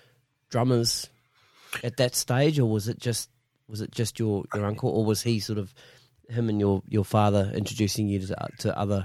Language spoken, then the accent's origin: English; Masterton, Wellington, New Zealand; Yeah. I'm from Masterton.